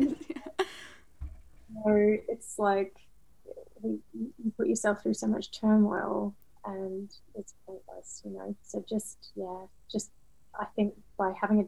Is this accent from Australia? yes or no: yes; Australia; moved away as an adult; now in London, United Kingdom; I'm Australian and I've lived in London for 14 years now